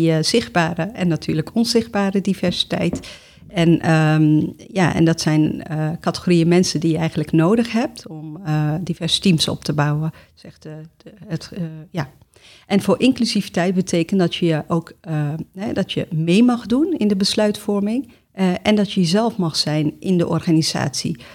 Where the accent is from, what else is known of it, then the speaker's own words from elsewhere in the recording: Amsterdam, North Holland, Netherlands; moved away as an adult; now in The Hague, Netherlands; geboren en getogen in Amsterdam